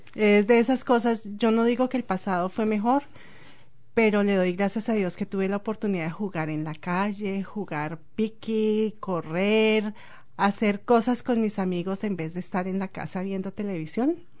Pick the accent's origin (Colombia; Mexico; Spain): Colombia; Bogotá; moved away as an adult; also born or lived in Ecuador; now in New Zealand; soy de Colombia. Nací en Bogotá